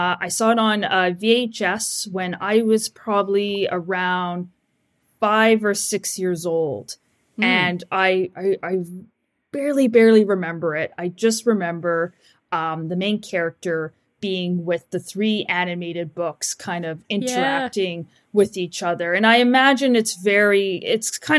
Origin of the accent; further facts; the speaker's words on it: Vancouver, British Columbia, Canada; I'm from Vancouver, British Columbia, Canada, and I am a filmmaker and graphic designer